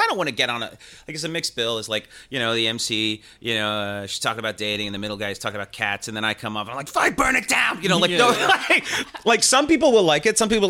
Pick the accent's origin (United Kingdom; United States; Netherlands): United Kingdom; England; born there; I started talking about England, because I am English, and I was born there, and I was living there at the time, where I just moved back, and then I'd gone back.